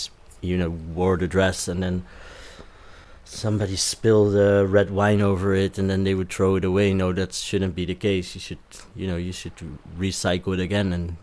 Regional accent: The Hague, South Holland, Netherlands; moved away as an adult; also born or lived in Amsterdam; I'm from The Hague. I moved to Amsterdam when I was 18 years old.

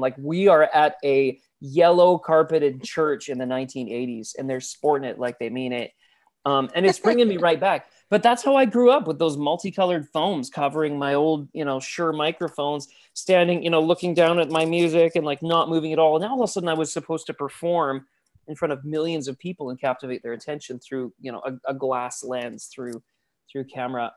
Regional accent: Abbotsford, British Columbia, Canada; Abbotsford, B C

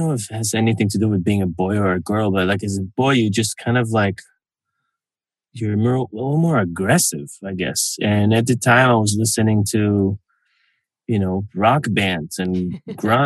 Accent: Israel; now in Los Angeles, United States; I was born in Israel

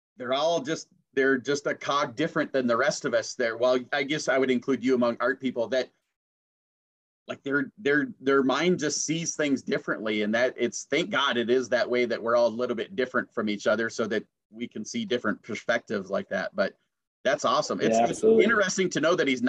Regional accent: Brainerd, Minnesota, United States; I'm from Brainerd

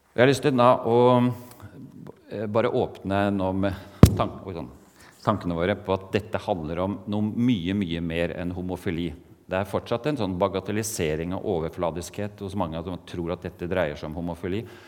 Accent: Eastern Norway, Norway; accent: Eastern Norwegian (østlandsk); moved away as an adult; also born or lived in Mandal, Norway / Portugal; now in Kristiansand, Norway; jeg kommer ikke fra Oslo, selv om jeg har denne talefeilen at jeg snakker østlandsk

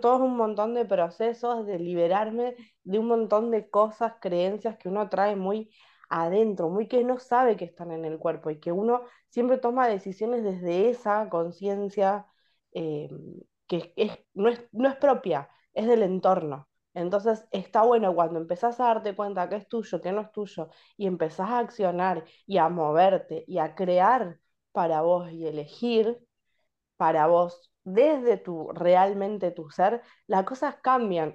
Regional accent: Berisso, Buenos Aires Province, Argentina; yo soy de Berizo

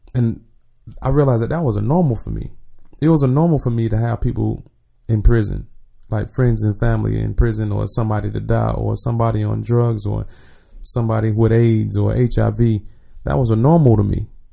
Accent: Jacksonville, Florida, United States; moved away; I'm from the west side, one hundred and third. So, Sweetwater, um, Ricker Road, um, one eighteen Street, all that, all that's me.

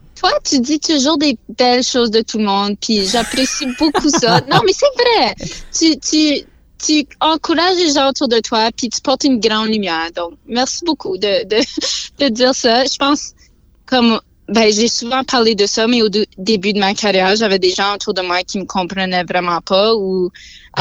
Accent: Sudbury, Ontario, Canada; j'ai grandi à Sudbury, on parle en français dans ma famille. Puis j'ai grandi vraiment dans la culture franco-ontarienne.

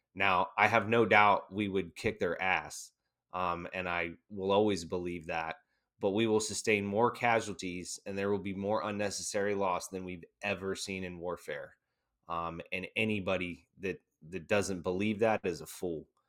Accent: United States; as an American

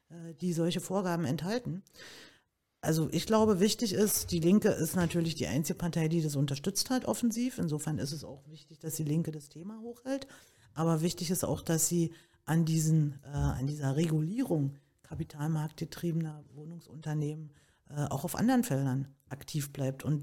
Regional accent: Berlin, Germany; Bin ja Berliner Pflanze und habe natürlich das alles miterlebt, war in der ersten äh, Bezirksverordnetenversammlung in Treptow

